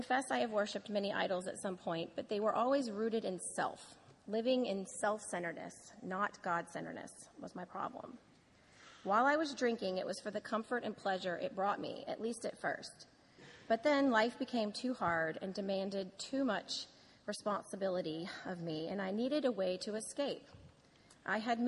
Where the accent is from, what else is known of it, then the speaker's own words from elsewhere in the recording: New Orleans, Louisiana, United States; I was born and raised in New Orleans